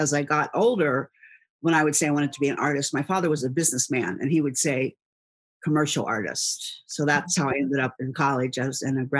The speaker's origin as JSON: {"language": "English", "town": "Cincinnati", "region": "Ohio", "country": "United States", "tie": "born or raised there", "said": "And the area that I grew up here in Cincinnati on the west side is a lot of family-owned businesses."}